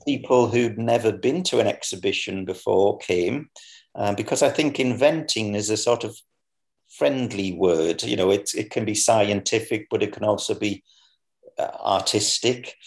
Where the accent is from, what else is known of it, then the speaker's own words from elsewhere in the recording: Sunderland, North East England, United Kingdom; moved away; I returned to my hometown um, which is in a place called Sunderland, which is in the northeast of England.